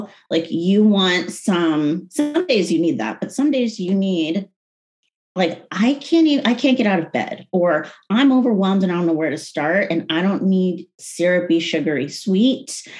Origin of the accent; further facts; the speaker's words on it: United States; I'm very passionate online about identity. I'm very American and I'm very anti-woke and very passionate about that.